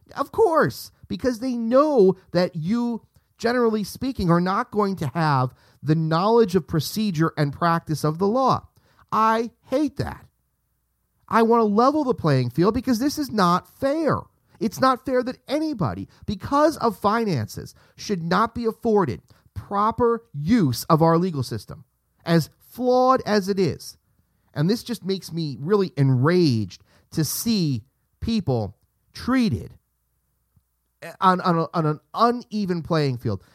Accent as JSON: {"language": "English", "country": "United States", "said": "my, um, pride as an American citizen"}